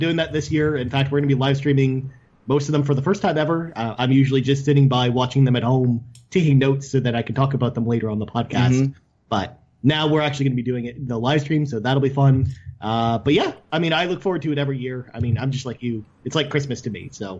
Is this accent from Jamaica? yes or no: no; Thunder Bay, Ontario, Canada; I'm from Thunder Bay.